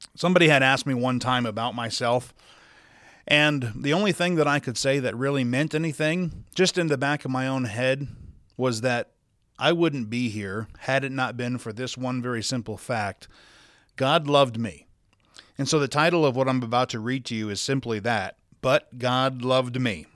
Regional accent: Sioux Falls, South Dakota, United States; now in Salt Lake City, United States; I was born and raised in Sioux Falls, South Dakota

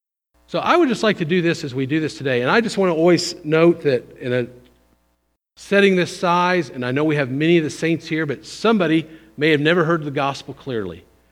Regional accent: Brownstown, Indiana, United States; also born or lived in Seymour, United States; I was born in Seymour, grew up in Brownstown. I went to Indiana State University.

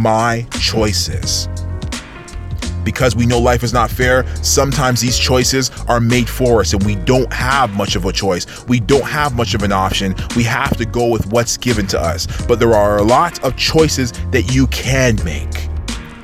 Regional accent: Toronto, Ontario, Canada; we're from Toronto

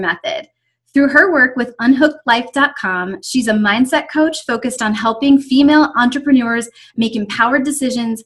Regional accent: Buckhannon, West Virginia, United States; I grew up in Buchanan, West Virginia

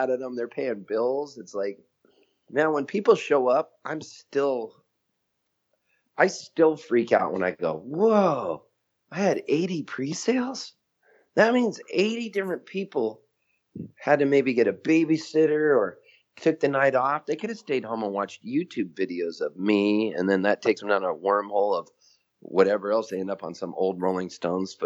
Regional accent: Halifax, Nova Scotia, Canada; also born or lived in San Diego; now in Nashville, United States; where I was born in Halifax, Nova Scotia

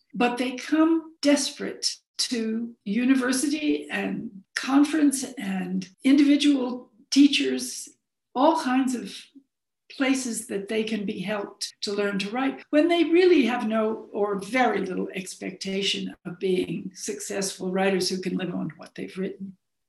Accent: Arizona, United States; born there; also born or lived in England / Florida / Chicago / New Haven; because I was born in Arizona and never really felt that Arizona was my home

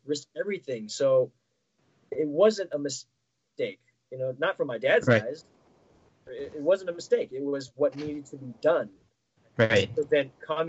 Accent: United States; growing up in America here, I think I helped me, my sister, and my younger brother.

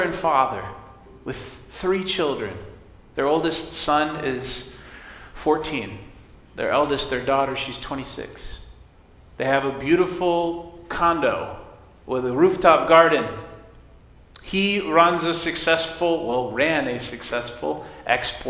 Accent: United States; I was born in America to American parents

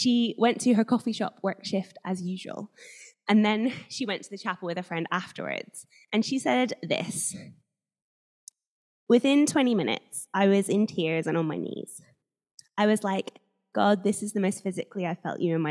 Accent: Northern Ireland, United Kingdom; moved away as an adult; now in Guildford, United Kingdom; I grew up in Northern Ireland, where there are slightly higher number of Christians than most places.

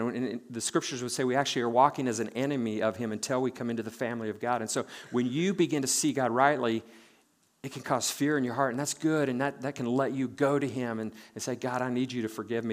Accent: Nebraska, United States; born and raised in Nebraska

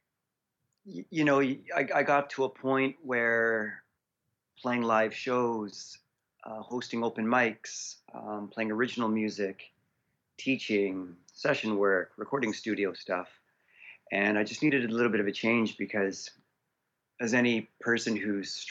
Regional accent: Prince George, British Columbia, Canada; also born or lived in Abbotsford, Canada / Vancouver, Canada / Toronto, Canada / Chilliwack, Canada; I grew up in Abbotsford as a little child, in the Clearbrook side, and my family ended up moving up to Prince George around 1989

